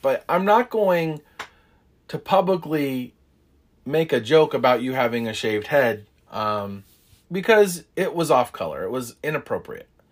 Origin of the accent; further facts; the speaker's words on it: United States; how privileged we are as Americans